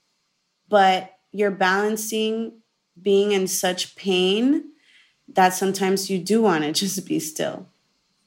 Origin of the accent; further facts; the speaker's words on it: Miami, Florida, United States; born and raised in Miami, Florida